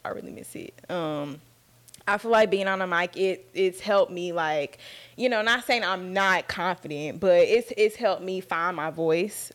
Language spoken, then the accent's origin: English; Dallas, Texas, United States; I was born and raised in Dallas, Texas. Um, I've been out here my whole life.